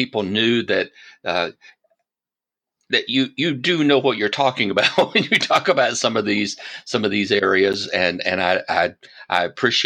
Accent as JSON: {"language": "English", "region": "Alabama", "country": "United States", "tie": "born or raised there", "said": "I was raised in Alabama"}